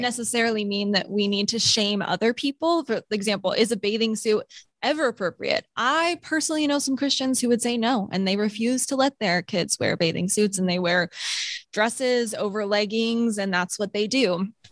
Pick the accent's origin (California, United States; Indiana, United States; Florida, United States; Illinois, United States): California, United States; Sacramento; I grew up in Sacramento